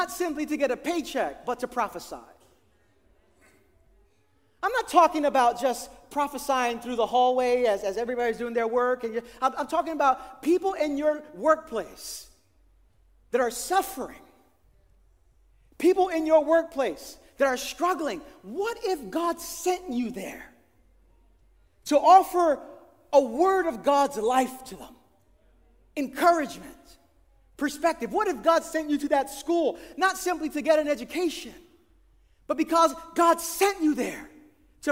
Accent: New York City, New York, United States; I grew up in East New York, Brooklyn, in the 80s and 90s

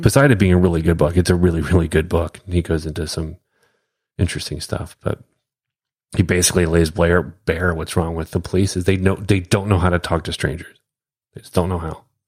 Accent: United States; being an American

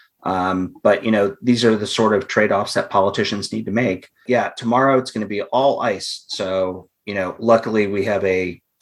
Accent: Ohio, United States; moved away; I'm from Ohio, so I'm used to a lot of snow. I mean, where I grew up, the cities had their own like snowplow departments

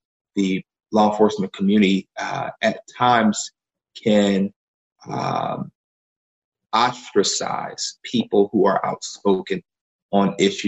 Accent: Philadelphia, Pennsylvania, United States; I grew up in Germantown here in Philadelphia

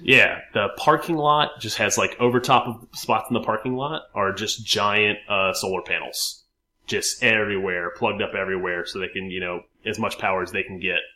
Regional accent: Richmond, Virginia, United States

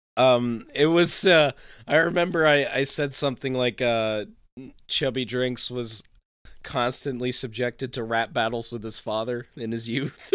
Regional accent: Saranac Lake, New York, United States; born or raised there; moved away

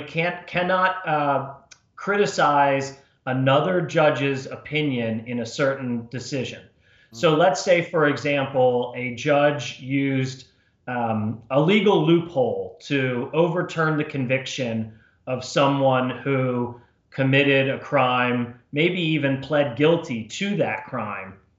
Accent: New Jersey, United States; moved away as an adult; also born or lived in Washington, D.C.; I was born and raised in New Jersey, uh, went to school in New Jersey

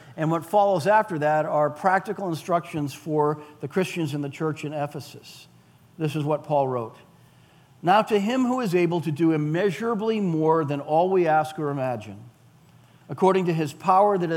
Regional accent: Weymouth, Massachusetts, United States; I grew up in Weymouth

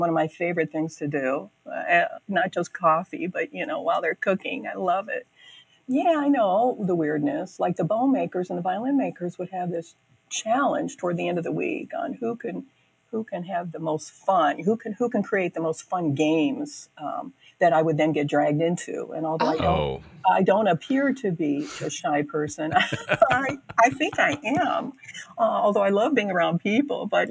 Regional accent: Oberlin, Ohio, United States; I live in Oberlin. I grew up in Oberlin.

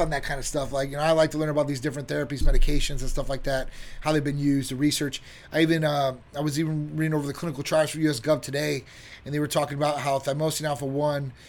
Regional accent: Chicago, Illinois, United States; now in Florida, United States; I'm from Chicago, originally Midwest area

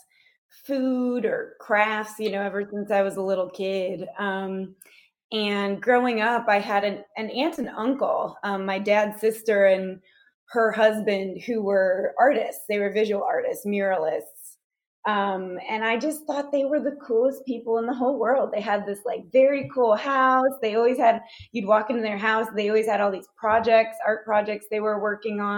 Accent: Chicago, Illinois, United States; also born or lived in Kentucky; now in Knoxville, United States; I'm originally from Chicago, but I moved to Knoxville actually from Kentucky.

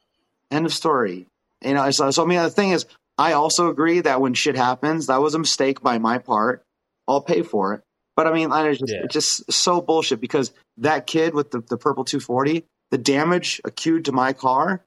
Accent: New Zealand; moved away; when I grew up in New Zealand.

